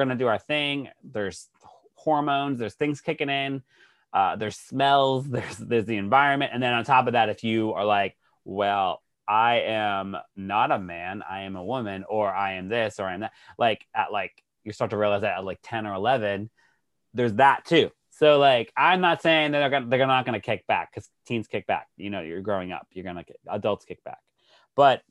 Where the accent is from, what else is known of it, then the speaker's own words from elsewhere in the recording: Texas, United States; Growing up in Texas, my husband grew up in Texas too.